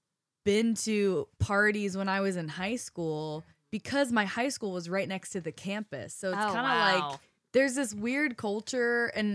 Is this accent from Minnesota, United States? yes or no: no; Boulder, Colorado, United States; I grew up in Boulder